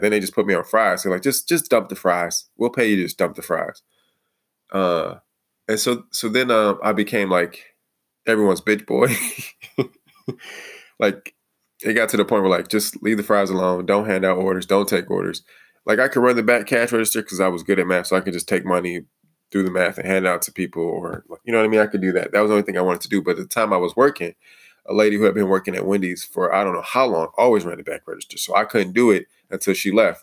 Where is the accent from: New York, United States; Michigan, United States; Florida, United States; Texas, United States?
Michigan, United States; Detroit; moved away; also born or lived in Toledo, Ohio; I grew up in the Detroit area.